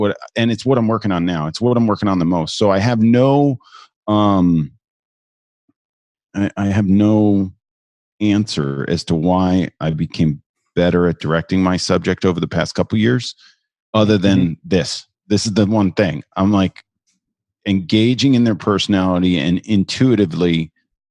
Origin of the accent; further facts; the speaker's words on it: New Jersey, United States; now in New York, United States; I'm originally from New Jersey. I'm a New Yorker now.